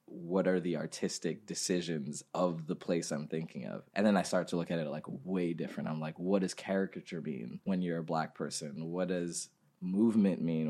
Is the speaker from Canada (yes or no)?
no; Ghana; moved away; We grew up in Ghana